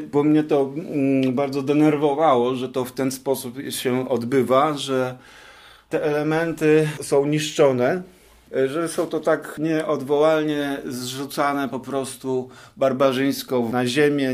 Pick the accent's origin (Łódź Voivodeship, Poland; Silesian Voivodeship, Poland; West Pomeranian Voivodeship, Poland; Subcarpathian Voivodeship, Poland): West Pomeranian Voivodeship, Poland; Szczecin; ja się wychowywałem, choć nie, nie we Wrocławiu, bo jestem ze Szczecina, ale też w podobnych miejscach